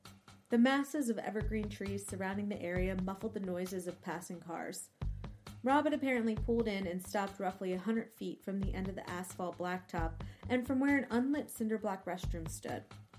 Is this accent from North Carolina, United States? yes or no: no; New Jersey, United States; And to kick off our very first episode, we're visiting my home state of New Jersey